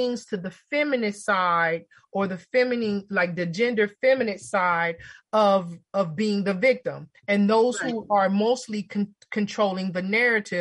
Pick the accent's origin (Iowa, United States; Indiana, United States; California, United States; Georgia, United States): California, United States; Los Angeles; growing up in LA, growing up in Watts